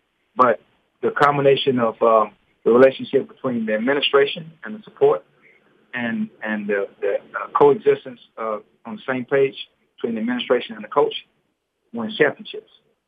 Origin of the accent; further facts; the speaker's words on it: Houston, Texas, United States; I'm born and raised in Houston, exactly like 80 miles from Lamar's campus to my doorstep where I grew up from.